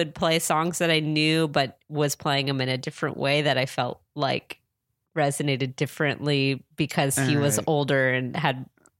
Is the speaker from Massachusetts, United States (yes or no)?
no; San Diego, California, United States; I grew up in San Diego